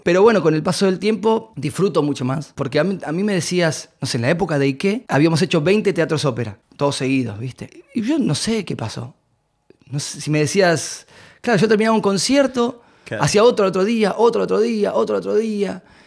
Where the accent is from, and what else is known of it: Argentina